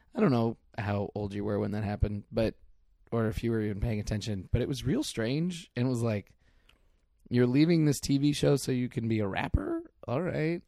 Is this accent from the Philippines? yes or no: no; Mill Valley, California, United States; I'm from Mill Valley